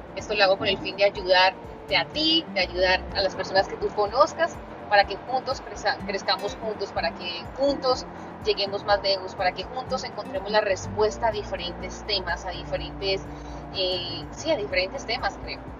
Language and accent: Spanish; Colombia; soy colombiana